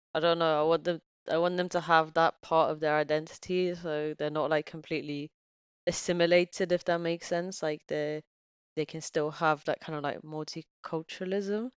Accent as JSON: {"language": "English", "country": "Bulgaria", "tie": "born or raised there", "also_born_or_lived": "England", "moved": "yes", "lives_now": "United Kingdom", "said": "my family's back there"}